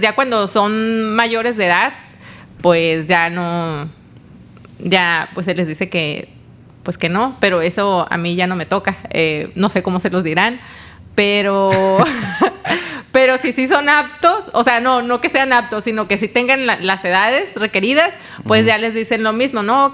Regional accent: Tijuana, Baja California, Mexico; also born or lived in Mérida; Yo soy aquí de, yo nací en Tijuana

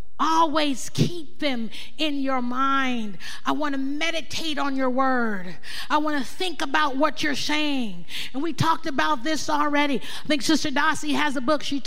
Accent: Oakland, California, United States; There's something in me from growing up in Oakland.

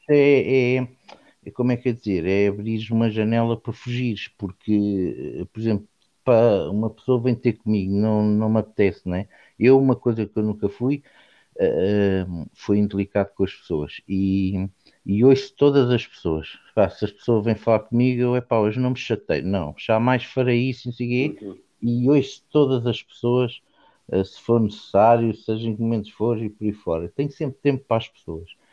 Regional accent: Portugal; eu nasci em Portugal

